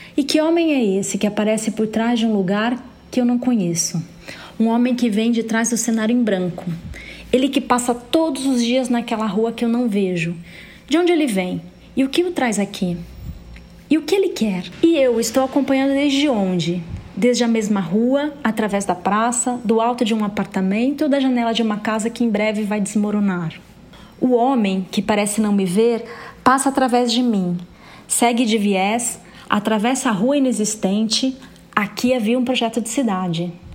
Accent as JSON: {"language": "Portuguese", "town": "Ribeirão Preto", "region": "São Paulo", "country": "Brazil", "tie": "born or raised there", "also_born_or_lived": "Rio de Janeiro", "lives_now": "São Paulo, Brazil", "said": "Eu sou paulista, nascida em Ribeirão Preto em 71 e atualmente estou em São Paulo."}